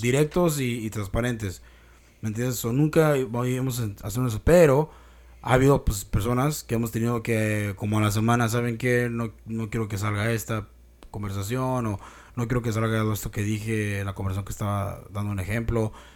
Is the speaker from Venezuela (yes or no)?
no; Mexico; nuestra cultura, güey, como mexicanos